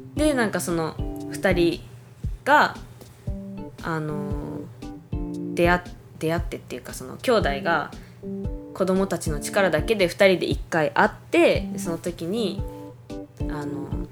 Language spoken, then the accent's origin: Japanese; Hokkaido, Japan; moved away as an adult; now in Taiwan; 北海道から来ました